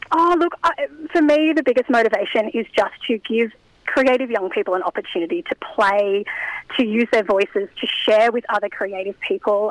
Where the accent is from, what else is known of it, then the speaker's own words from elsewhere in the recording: Newcastle, New South Wales, Australia; also born or lived in Bathurst / Sydney; I moved back to Newcastle, my hometown